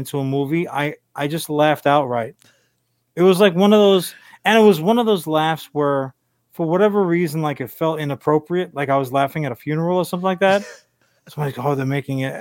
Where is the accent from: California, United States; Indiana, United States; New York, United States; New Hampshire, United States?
New York, United States; Long Island; we spent a good chunk of our lives growing up on Long Island, New York